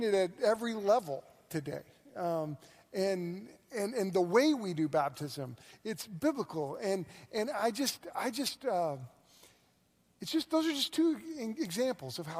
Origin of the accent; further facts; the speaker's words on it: Moore, Oklahoma, United States; also born or lived in Thomas, Oklahoma; I grew up in Moore, which is right next to Norman, so I've been an OU fan my whole life.